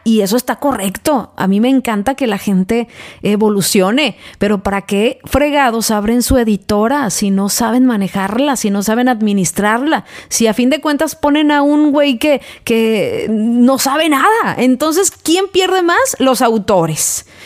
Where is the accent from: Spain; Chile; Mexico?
Mexico; now in United States; soy mexicana, pero eh, radico en Estados Unidos